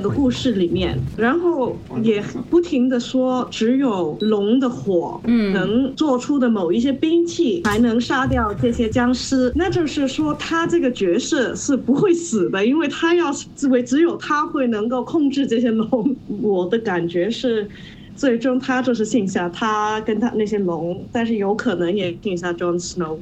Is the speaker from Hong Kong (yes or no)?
yes; Hong Kong; moved away as an adult; now in Shanghai, China; 应该听得出来我是香港人吧。所以有的回到香港的时候，就是在剧场里面工作了一年